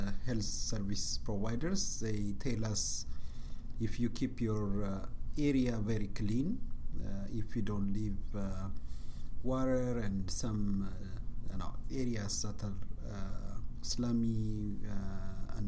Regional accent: Bahir Dar, Amhara, Ethiopia; I grew up in Bahardar.

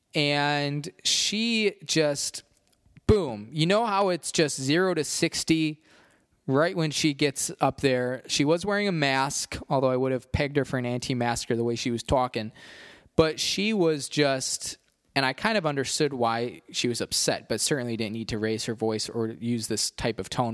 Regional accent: Chicago, Illinois, United States; I was from Chicago

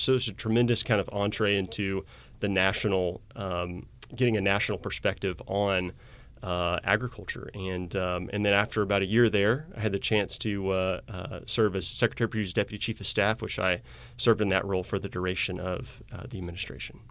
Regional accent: Arkansas, United States; moved away as an adult; also born or lived in Indiana; now in Missouri, United States; I grew up in Arkansas

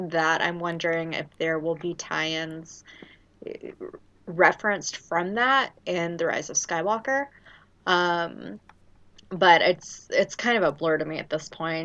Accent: Louisiana, United States; I'm from Louisiana

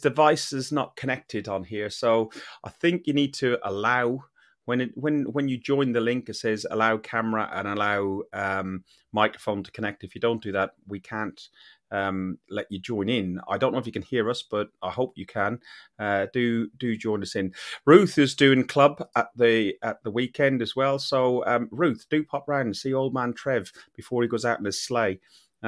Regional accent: Ireland; I'm an Irishman.

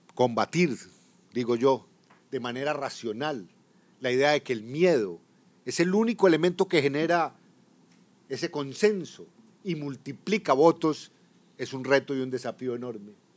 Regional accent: Colombia; como director de la policía, como general de cuatro estrellas en mi país

